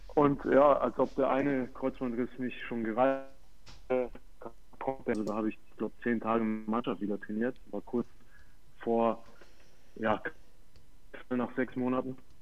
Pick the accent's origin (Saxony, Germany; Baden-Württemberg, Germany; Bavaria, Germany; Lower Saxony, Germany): Bavaria, Germany; Fürth; moved away as an adult; also born or lived in Hannover; Ich war dort auf der Schule, bin da aufgewachsen in Fürth